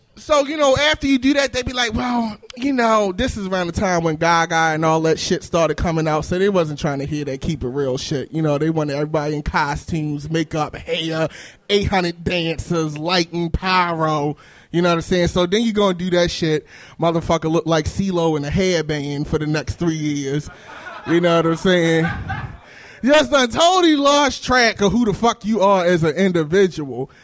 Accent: Baltimore, Maryland, United States; moved away; I'm from Baltimore. I'm from West Baltimore. I actually live in Bedfield now

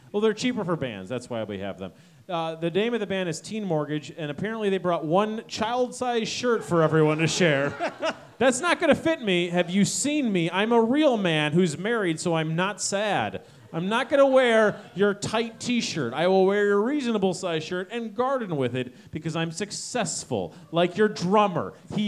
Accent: Chicago, Illinois, United States; I'm from Chicago. This is how we talk.

